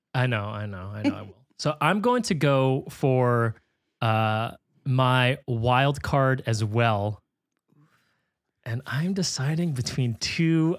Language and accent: English; California, United States; growing up in California, Spanish is like a requirement you have to take